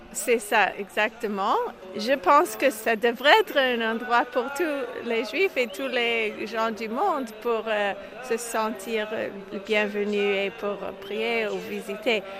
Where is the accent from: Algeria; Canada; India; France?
Canada; Montreal, Quebec; moved away as an adult; now in Israel; je suis née à Montréal et j'habite euh, en Israël pendant 18 ans